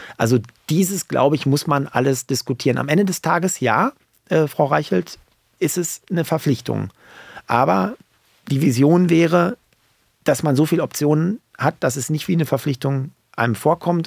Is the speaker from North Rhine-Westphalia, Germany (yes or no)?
yes; Paderborn, North Rhine-Westphalia, Germany; meiner Heimat Paderborn